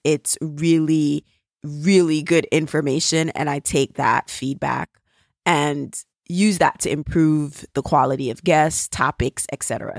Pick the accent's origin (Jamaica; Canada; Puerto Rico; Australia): Jamaica; accent: Jamaican; my Jamaican accent